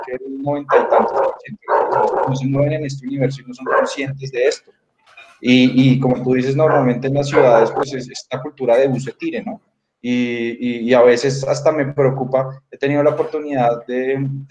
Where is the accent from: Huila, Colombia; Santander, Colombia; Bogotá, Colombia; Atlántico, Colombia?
Bogotá, Colombia; yo crecí en Bogotá y pues realmente soy 100% citadino